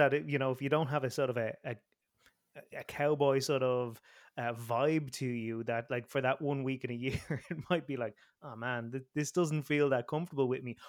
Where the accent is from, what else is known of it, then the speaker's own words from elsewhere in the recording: Ireland; as an Irishman here